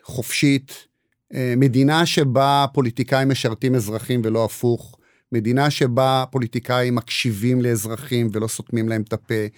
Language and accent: Hebrew; Israel; also born or lived in United States; נולדתי פה, גדלתי פה, למרות, חוץ מהשנתיים שגרתי בארצות הברית